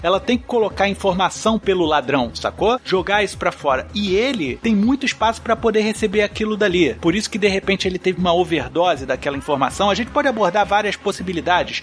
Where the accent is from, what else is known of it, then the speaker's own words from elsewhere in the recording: Brazil; eu falo como brasileiro